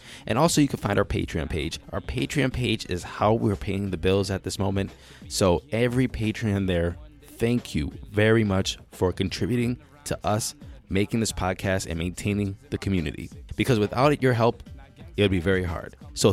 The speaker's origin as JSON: {"language": "English", "town": "Cleveland", "region": "Ohio", "country": "United States", "tie": "born or raised there", "said": "I was born in Cleveland."}